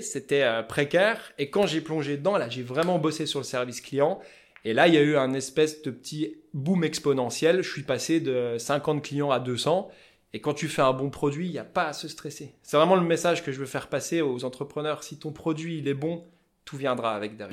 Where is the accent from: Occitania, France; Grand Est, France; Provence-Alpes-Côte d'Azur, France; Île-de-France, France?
Grand Est, France; Épinal; accent: vosgien; Donc moi je suis d'Épinal dans les Vosges à la base